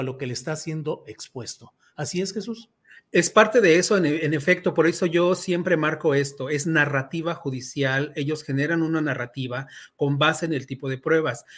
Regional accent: Mexico

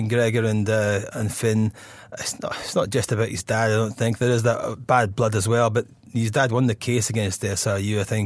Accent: Scotland, United Kingdom; as a Scotsman

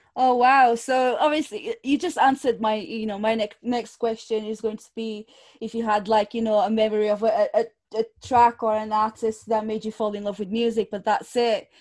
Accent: Lisbon, Portugal; English is a second language; moved away; I was born in Portugal, but my mum's side of the family is from Angola, Africa.

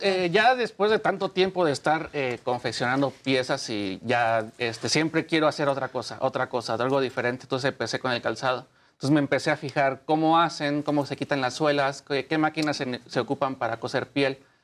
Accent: Mexico; Soy el único mexicano actualmente diseñador que lo sigue Lacoste oficialmente

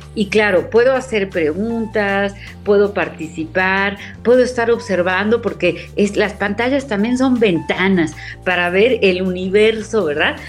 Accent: Mexico; como mexicanos

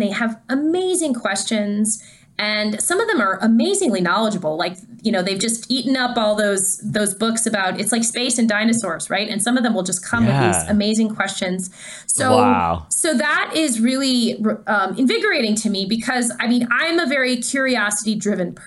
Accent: Canada; I'm Canadian.

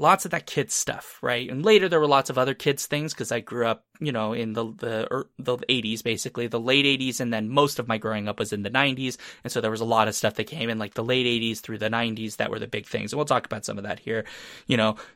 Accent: Tennessee, United States; I was born in Tennessee, by the way, uh, but that's not really where it started 'cause I was just a little bit of a baby

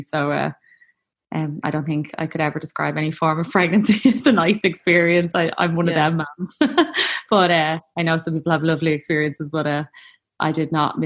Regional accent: Dublin, Leinster, Ireland; I am from Talla in Dublin, and I am a mom of four

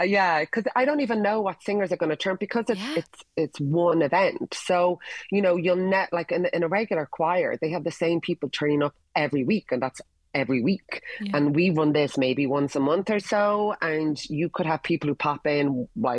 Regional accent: Ireland

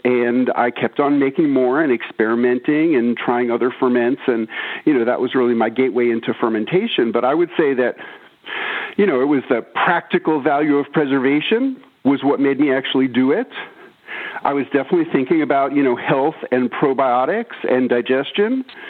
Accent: New York, United States; now in Tennessee, United States; I moved from New York to rural Tennessee and I started keeping a garden. And, you know, I was such a naive city kid

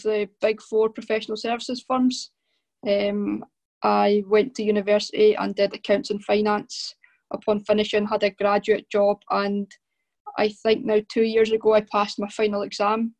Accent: Arbroath, Scotland, United Kingdom; also born or lived in Ninewells, Dundee; I grew up in Arbroath. All my family are from Arbroath.

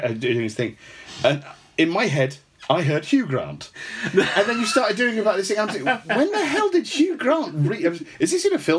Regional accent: Kent, South East England, United Kingdom; moved away as an adult; now in Denmark; I come from Kent

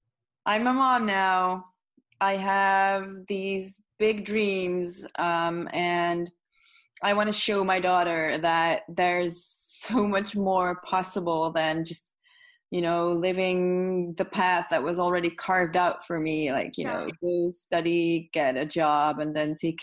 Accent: Netherlands; English is a second language; I am from the Netherlands

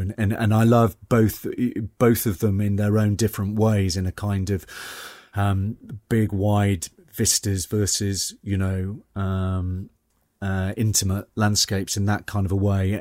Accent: Newcastle upon Tyne, North East England, United Kingdom; accent: Geordie; moved away; I'm originally from the northeast. Uh, I'm from Newcastle upon Tyne. Um, I'm a, I, I am a Geordie.

